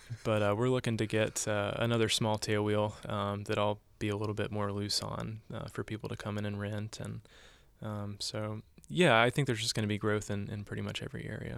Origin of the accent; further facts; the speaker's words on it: the South, United States; I grew up in the South. I came here and I started asking myself questions.